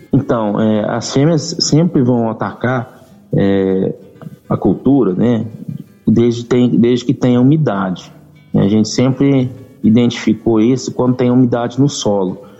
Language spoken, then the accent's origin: Portuguese; Aramina, São Paulo, Brazil; moved away as an adult; now in Rio Verde, Brazil; eu não sou de, de Rio Verde, eu sou do interior de São Paulo, de Aramina, São Paulo. Já estou aqui em Rio Verde desde 2014, né, aqui em Goiás